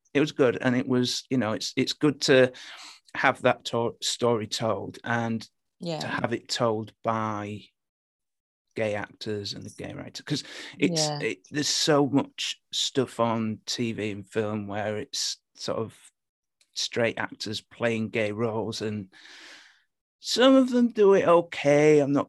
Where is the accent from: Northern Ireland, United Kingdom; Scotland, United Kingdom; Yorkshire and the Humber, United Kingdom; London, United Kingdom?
Yorkshire and the Humber, United Kingdom; Hull; accent: Hull; I've dialed it back a bit, actually. I'm from Hull originally, and the Hull accent is terrible.